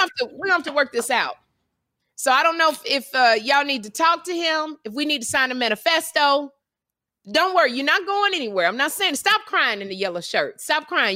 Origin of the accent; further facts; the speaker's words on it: Chicago, Illinois, United States; I'm from Chicago